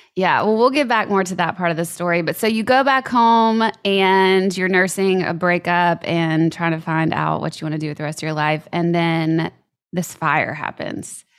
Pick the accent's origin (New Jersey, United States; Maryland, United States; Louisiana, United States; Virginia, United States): Louisiana, United States; I'm from Louisiana, so we have hurricanes and floods